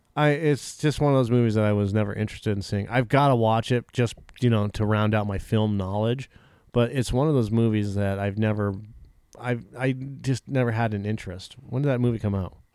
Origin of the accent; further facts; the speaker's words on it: Massachusetts, United States; I was born in Massachusetts